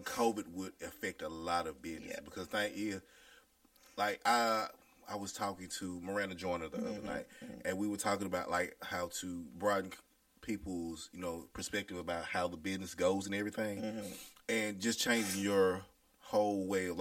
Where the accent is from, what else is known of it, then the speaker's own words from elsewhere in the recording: Jackson, Mississippi, United States; I'm from Terre, but, you know, as long as you come up Terre Road, you grew up in them parts